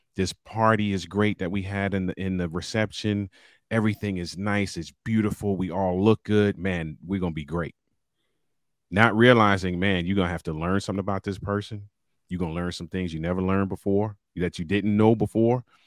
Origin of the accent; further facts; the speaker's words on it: Baltimore, Maryland, United States; I'm a city kid, born and raised in Baltimore, Maryland